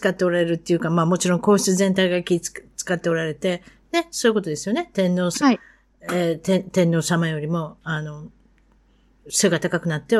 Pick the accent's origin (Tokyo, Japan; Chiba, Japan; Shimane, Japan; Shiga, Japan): Shiga, Japan; 滋賀県出身なんで、バツイチはまだまだ気にする多分